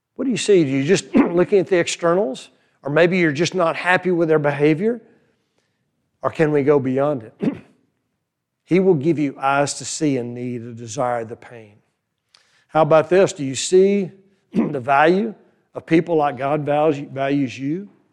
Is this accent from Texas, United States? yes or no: yes; New Braunfels, Texas, United States; also born or lived in Fredericksburg, Texas; now in Boerne, United States; near my hometown, New Braunfels